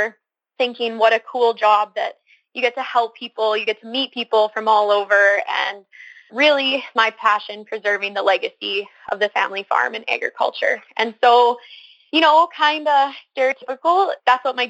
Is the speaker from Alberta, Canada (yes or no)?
yes; Cremona, Alberta, Canada; I was born and raised on a mixed farm near Cremona, Alberta, just north of Cochrane